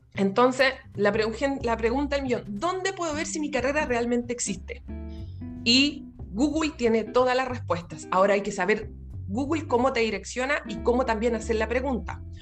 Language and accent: Spanish; Chile; moved away as an adult; now in Melbourne, Australia; soy chilena, orgullosamente, resido en Australia